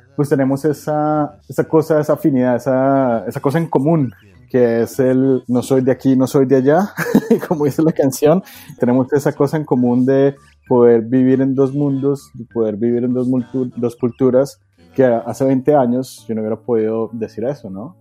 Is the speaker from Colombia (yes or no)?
yes; Bogotá, Colombia; moved away as an adult; now in United States; yo soy colombiano, o hubiera dicho, no, yo soy bogotano